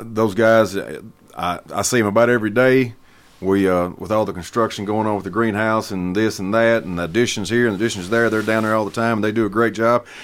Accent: Hampshire, Tennessee, United States; born and raised in Hampshire. I've lived there all my life

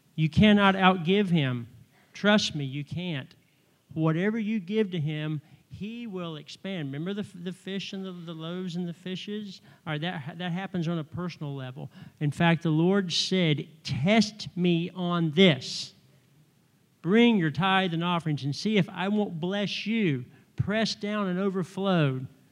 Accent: North Carolina, United States; moved away as an adult; I've been here thirty years and I'm still from North Carolina

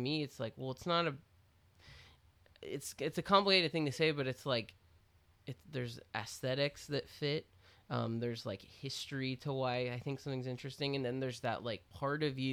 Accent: Austin, Texas, United States; I was a kid who got into punk. I was from Austin.

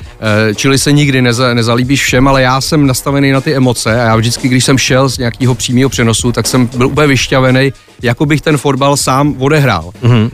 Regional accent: Prague, Czechia; Akorát jsem rodilej Žižkovák

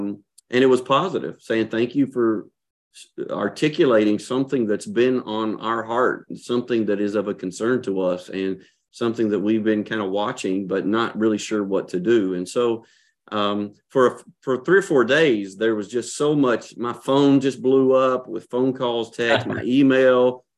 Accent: Kentucky, United States; moved away as an adult; now in Mackey, United States; And I moved here from Kentucky. I grew up in Kentucky, but pastored there about 8.5 years in Lexington and other church before that.

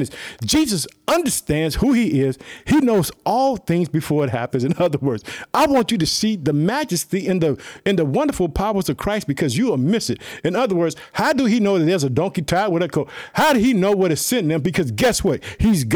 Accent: Chicago, Illinois, United States; my hometown city, Chicago

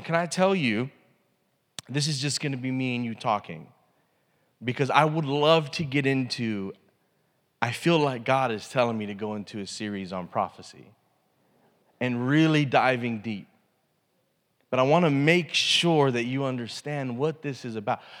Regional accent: United States; as an American

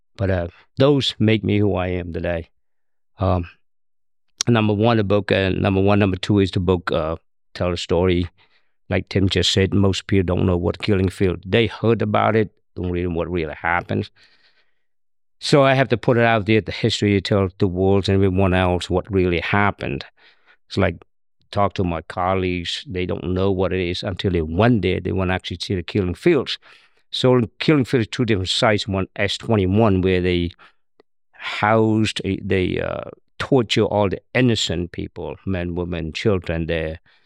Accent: Cambodia; born or raised there; English is a second language; also born or lived in Thailand; now in United States

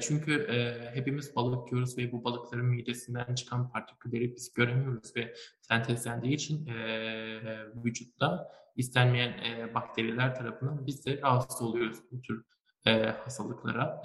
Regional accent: Malatya, Turkey; ben aslında Malatyalıyım

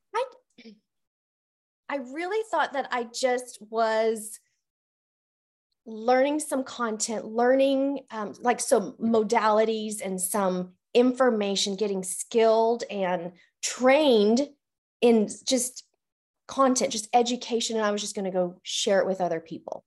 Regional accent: Canon City, Colorado, United States; moved away as an adult; now in Oklahoma, United States; I was born and raised in Colorado

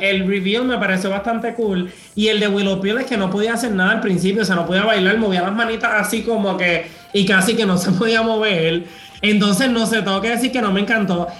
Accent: Puerto Rico; now in Madrid, Spain; siendo un boricua viviendo aquí

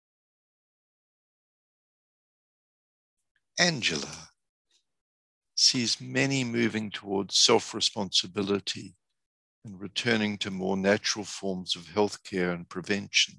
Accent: New Zealand; now in United States; I'm originally from New Zealand

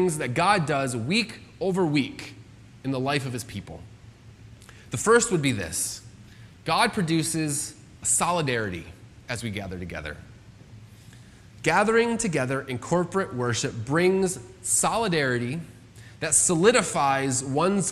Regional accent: United States; I'm an American citizen

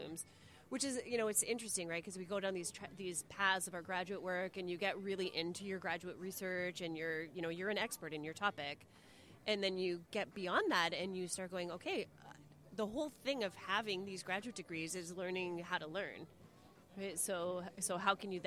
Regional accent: Windsor, Ontario, Canada; So I grew up in Windsor, definitely a city kid.

